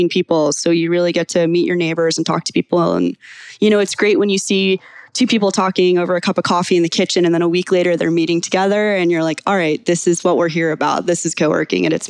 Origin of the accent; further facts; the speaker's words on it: Charleston, South Carolina, United States; now in Atlanta, United States; I'm originally from Charleston, South Carolina. Been in Atlanta for a few years